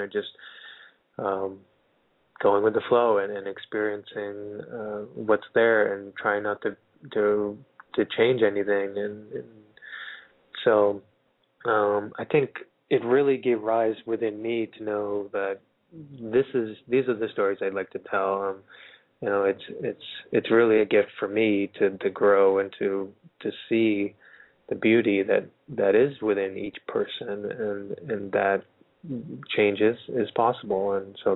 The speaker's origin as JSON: {"language": "English", "town": "Littleton", "country": "United States", "tie": "born or raised there", "moved": "yes", "lives_now": "Los Angeles, United States", "said": "my beautiful hometown of Littleton"}